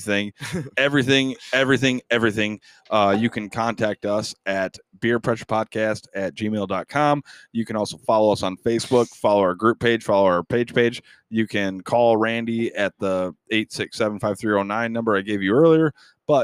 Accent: Riga, Michigan, United States; I am from Riga, Michigan

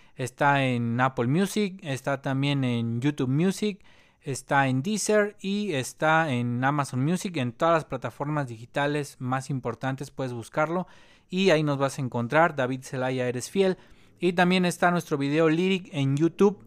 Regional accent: Mexico; somos mexicanos

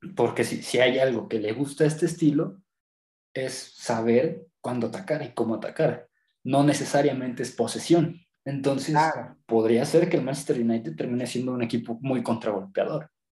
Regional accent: Mexico

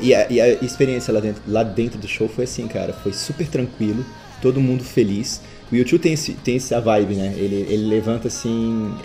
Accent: Florianópolis, Santa Catarina, Brazil; eu sou de Florianópolis

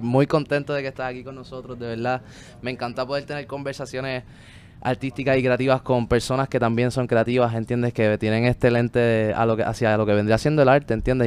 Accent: Puerto Rico; desde niños a todos nos lo muestran aquí, por lo menos en Puerto Rico

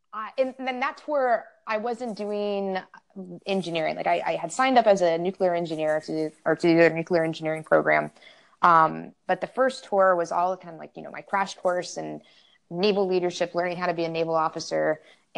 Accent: San Antonio, Texas, United States; also born or lived in all over the country; And I am from San Antonio, Texas, but grew up all over the country because I come from a military family.

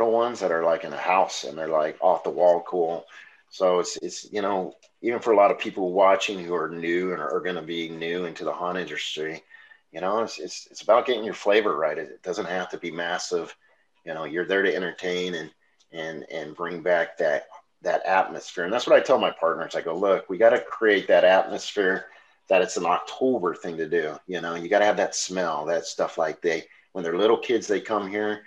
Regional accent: Las Vegas, Nevada, United States; moved away as an adult; also born or lived in Denver; now in Tennessee, United States; I'm from Vegas

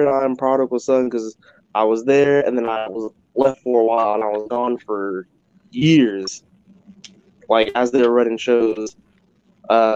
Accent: California, United States; moved away as an adult; also born or lived in Iowa; I'm originally from California, so I was getting ready to move to Iowa

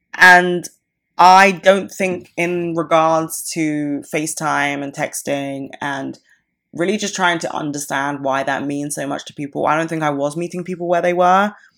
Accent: United Kingdom; I am, like, so British

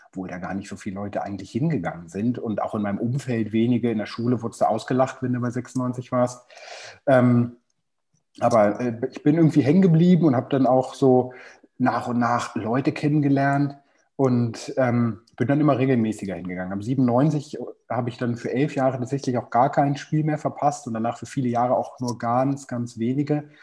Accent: Hanover, Lower Saxony, Germany; bin Ende 30, bin 96, bin, bin aus Hannover

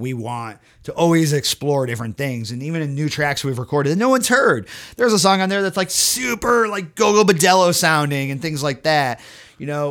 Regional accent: Connecticut and Massachusetts, United States; I grew up in Connecticut and Massachusetts.

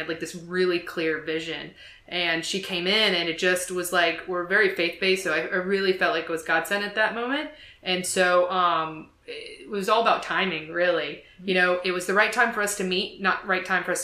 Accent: New Jersey, United States; moved away; also born or lived in Savannah, Georgia; I'm from New Jersey, and then I moved to Savannah

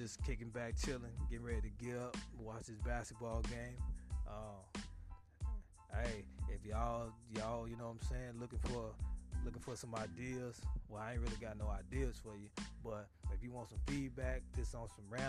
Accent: Houston, Texas, United States; now in Tacoma, United States; Shout out to my home state, H-Town, Texas

